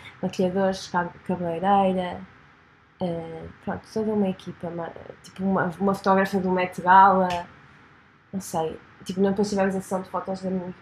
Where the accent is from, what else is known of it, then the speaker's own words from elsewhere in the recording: Lisbon, Portugal; eu sou mesmo de Lisboa